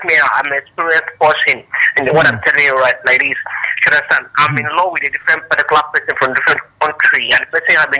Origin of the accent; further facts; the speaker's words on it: Nigeria; I'm a Nigerian, but I hardly fall in love with any particular Nigerian tribe.